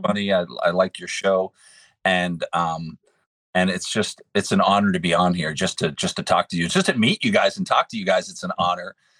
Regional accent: Pittsburgh, Pennsylvania, United States; now in West Virginia, United States; I'm from Pittsburgh originally.

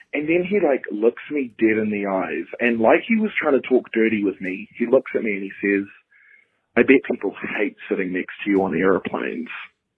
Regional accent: Australia; I'm a fan from Down Under.

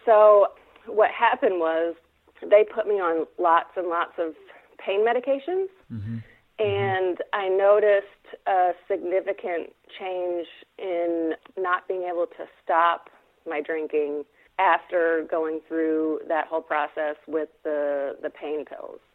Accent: Fayetteville, Arkansas, United States; I am from Fayetteville, Arkansas.

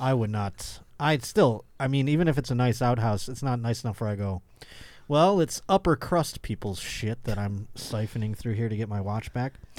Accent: Buffalo, New York, United States; moved away; I'll be in my hometown of Buffalo, New York

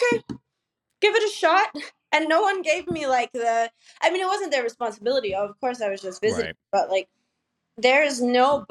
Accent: Idaho, United States; also born or lived in Los Angeles / San Diego; now in Mexico; I'm from Idaho.

